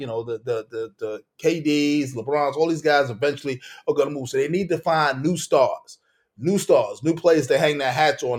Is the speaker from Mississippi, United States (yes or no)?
no; Brooklyn, New York, United States; We, you know, we grew up in Brooklyn.